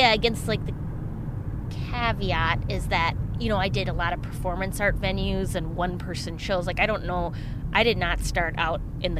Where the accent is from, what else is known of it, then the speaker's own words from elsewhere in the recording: Minnesota, United States; moved away; I did a motorcycle rally in my hometown.